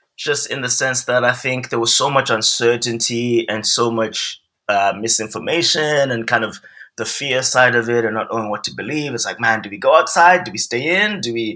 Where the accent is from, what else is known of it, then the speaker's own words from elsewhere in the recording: Harare, Zimbabwe; moved away as an adult; also born or lived in England; now in Los Angeles, United States; I'm from Zimbabwe. Mm-hmm. And so I'm born and raised in Zimbabwe. I grew up there.